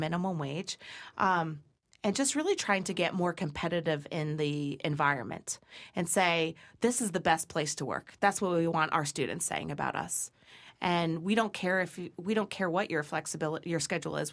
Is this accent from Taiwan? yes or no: no; Brookfield, Connecticut, United States; Brookfield Dairy is my hometown